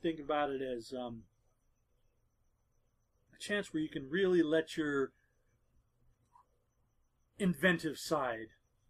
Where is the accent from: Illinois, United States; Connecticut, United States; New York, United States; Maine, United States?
Maine, United States; I was born in Maine. I grew up on seafood.